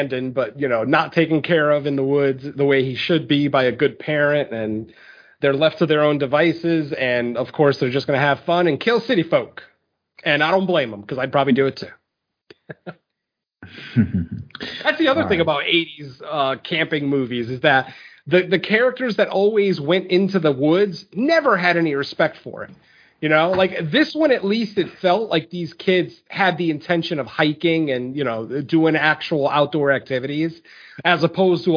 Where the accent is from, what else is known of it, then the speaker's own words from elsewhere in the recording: Connecticut, United States; there were woods behind my house growing up in Connecticut